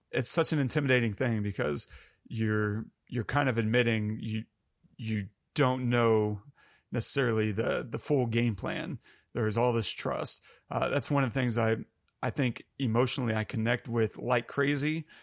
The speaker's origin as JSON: {"language": "English", "country": "United States", "said": "I'm very American and white"}